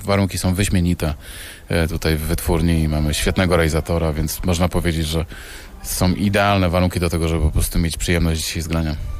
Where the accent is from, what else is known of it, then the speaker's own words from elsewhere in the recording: Poland; jestem artystą z Polski